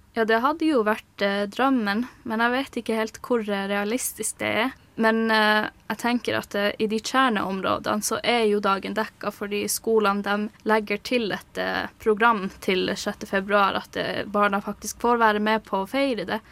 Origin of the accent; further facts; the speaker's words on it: Kautokeino and Karasjok, Finnmark, Norway; moved away as an adult; now in Oslo, Norway; Jeg er fra Kautokeino og Karasjok